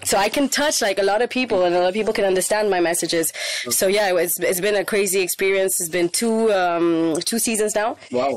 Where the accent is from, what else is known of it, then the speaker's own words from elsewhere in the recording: Spain; moved away as an adult; also born or lived in India / Portugal; now in Paris, France; I grew up in Spain